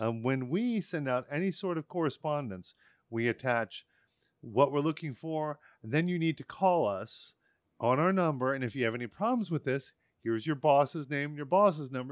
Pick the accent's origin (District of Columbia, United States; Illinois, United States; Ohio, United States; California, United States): District of Columbia, United States; Washington; I was in the Washington, D C area